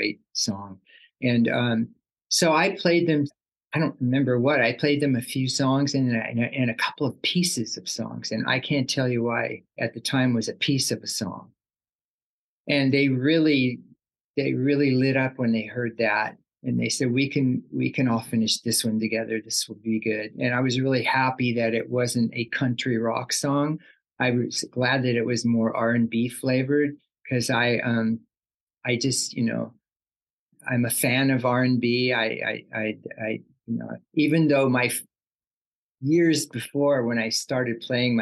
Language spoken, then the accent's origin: English; Sacramento, California, United States; also born or lived in Oakland, California; I wasn't born in Southern California, but I was born in Oakland, like Central California, the Bay Area. Uh-huh. And I did most of my schooling in the Sacramento area